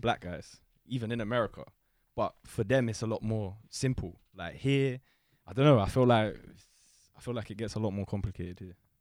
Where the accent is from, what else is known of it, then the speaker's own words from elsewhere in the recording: London, United Kingdom; I'm from London